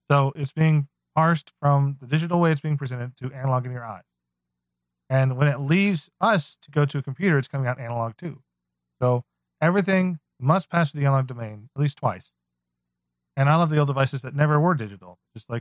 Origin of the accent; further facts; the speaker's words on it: Texas, United States; Although I am from Texas. So if you know I'm from Texas